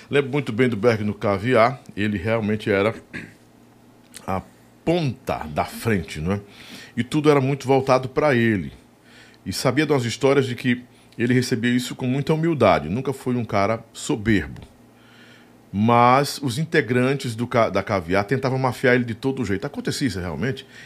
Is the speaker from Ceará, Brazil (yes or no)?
yes; Pacoti, Ceará, Brazil; Lá na, na minha terra, Pacuti